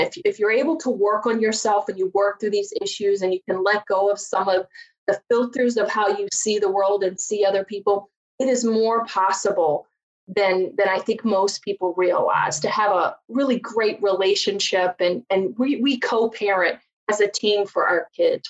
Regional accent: Virginia, United States; accent: southern; now in Chicago, United States; I grew up just a poor country girl from Virginia

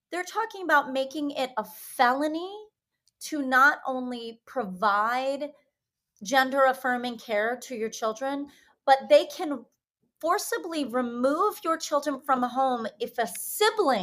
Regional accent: Florida, United States; moved away; I regretfully state that I am partially from Florida. I lived in Florida for like almost 20 fucking years

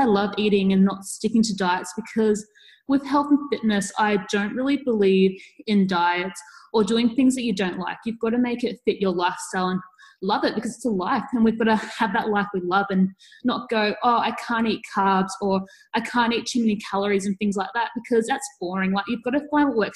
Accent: Australia; I'm from Australia.

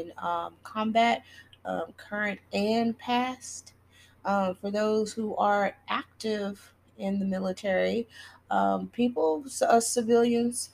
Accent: Texas, United States; Uvalde is in Texas, and that's my home state.

